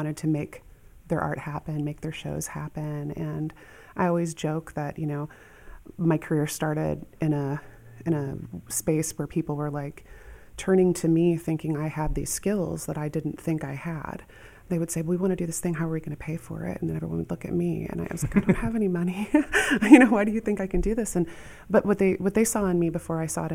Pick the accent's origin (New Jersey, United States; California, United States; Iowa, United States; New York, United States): Iowa, United States; Asbury; I grew up right outside Dubuque in Asbury, Iowa